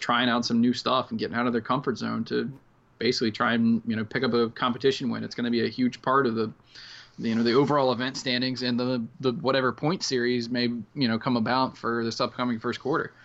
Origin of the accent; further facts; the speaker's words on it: Outer Banks, North Carolina, United States; the Outer Banks, North Carolina, where I'm from